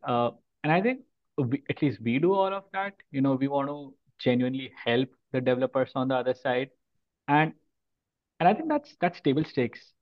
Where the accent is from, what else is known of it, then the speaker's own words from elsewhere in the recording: Mumbai, Maharashtra, India; moved away as an adult; now in Mountain View, United States; I've been born and brought up in India, in the city called Bombay